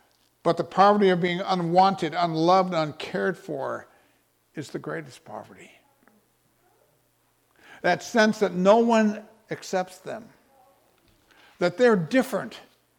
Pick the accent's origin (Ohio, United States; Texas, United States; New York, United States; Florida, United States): Texas, United States; maybe because of the way we dress or the way we act or the fact that we're from Texas.